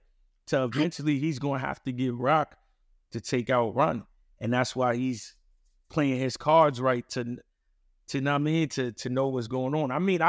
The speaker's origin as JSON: {"language": "English", "town": "New York City", "region": "New York", "country": "United States", "said": "No, I'm from Queens."}